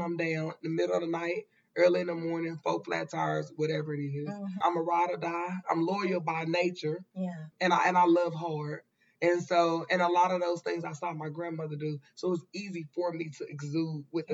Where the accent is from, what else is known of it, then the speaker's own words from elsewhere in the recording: Dallas, Texas, United States; We are originally from West Dallas.